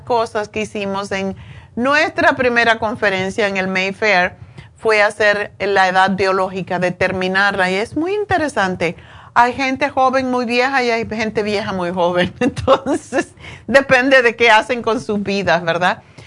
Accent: Cuba; moved away; yo soy cubana

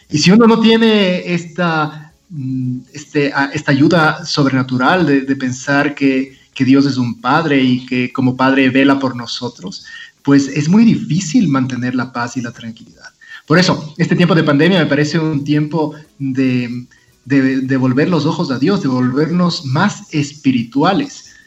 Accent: Ecuador; como muchos ecuatorianos se me ha duplicado el trabajo

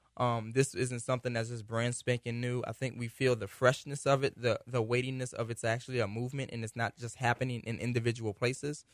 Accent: United States; we're American

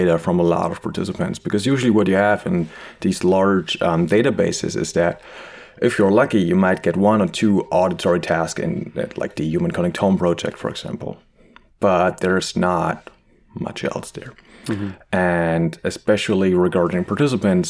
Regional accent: Germany; English is a second language; moved away as an adult; also born or lived in Leipzig, Germany / Marburg, Germany; now in Montreal, Canada; I'm originally from Germany, as you might be able to hear very well. I try my best to not sound as harsh as I used to.

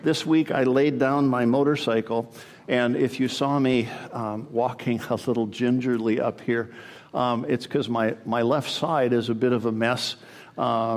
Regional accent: Canada; now in United States; born in the USA, but I grew up in Canada. When I was 7, we moved to Canada

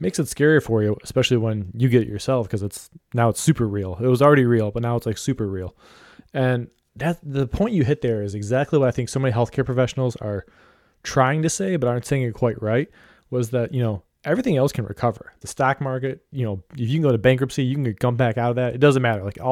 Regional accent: Ohio, United States; I'm from Ohio

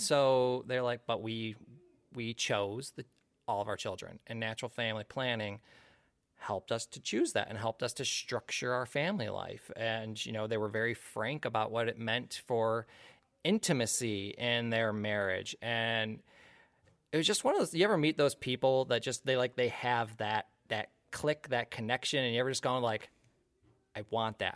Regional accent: the Thumb of Michigan, United States; also born or lived in Bay City, Michigan; I grew up in the thumb of Michigan. I moved to Bay City many, many moons ago and have been there ever since

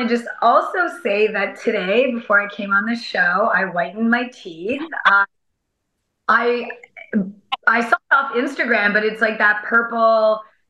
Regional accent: Mexico; English is a second language; but I'm from Mexico. So in Mexico, sadly, we have, well, it's not sadly, but fortunate at the same time, we have the same weather the whole year.

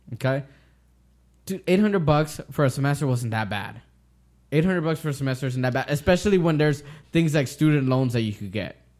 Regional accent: United States; I am an American and I was born here, raised here, my dad was born here

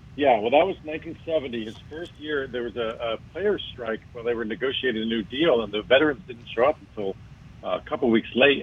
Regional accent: Miami, Florida, United States; Miami was very different back then. You know, I grew up there. Um, I, we moved there in 1966

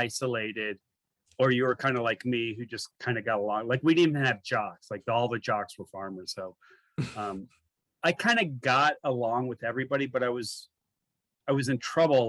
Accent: Athens, Ohio, United States; also born or lived in Youngstown / New York / Virginia; I sort of like to say I'm from Athens

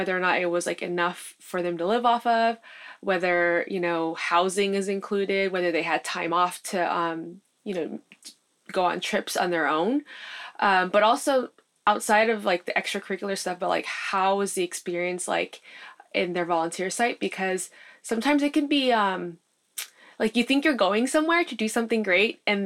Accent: United States; being born and raised in the States

